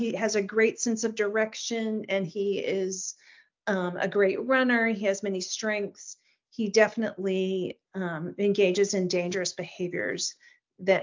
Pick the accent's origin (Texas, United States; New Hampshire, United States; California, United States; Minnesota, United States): Texas, United States; moved away; I'm from Texas originally.